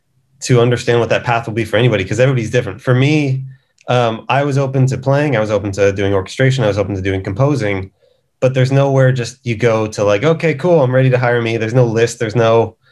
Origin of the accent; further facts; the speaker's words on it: Westlake Village, California, United States; I'm from LA.